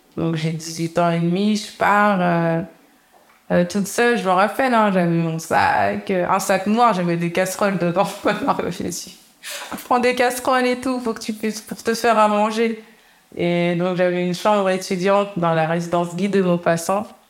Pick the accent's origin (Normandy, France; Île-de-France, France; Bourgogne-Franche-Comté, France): Normandy, France; Canteleu; On a grandi à Campeu, on était dans un appartement